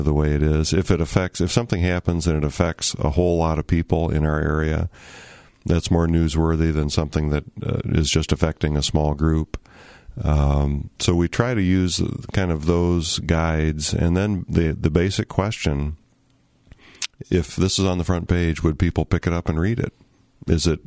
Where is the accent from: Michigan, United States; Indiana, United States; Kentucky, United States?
Michigan, United States; Kalamazoo; moved away as an adult; also born or lived in Ohio / Missouri / Bay City, Michigan / Flint, Michigan; now in Muskegon, United States; I grew up in Kalamazoo after being born in Ohio